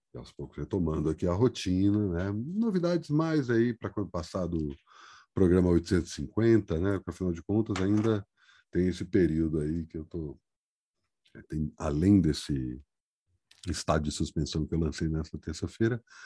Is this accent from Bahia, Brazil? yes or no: no; Brasília, Federal District, Brazil; also born or lived in Ceará (ancestry); now in São Paulo, Brazil; eu venho de Brasília